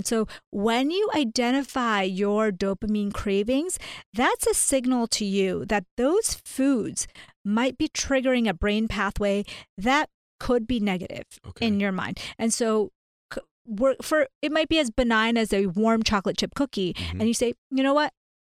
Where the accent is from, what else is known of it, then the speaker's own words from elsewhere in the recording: India; now in United States; So, long story short, I am an Indian, a South Asian immigrant to the U.S. And so we started out at this very low place